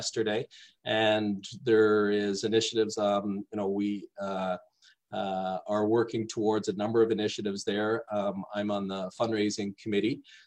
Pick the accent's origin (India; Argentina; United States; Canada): Canada; Toronto, Ontario; moved away as an adult; I grew up in Toronto, or just outside Toronto.